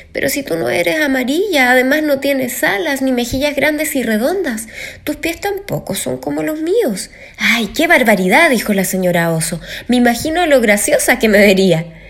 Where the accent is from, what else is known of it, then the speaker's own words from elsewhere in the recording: Chile; soy cantante chilena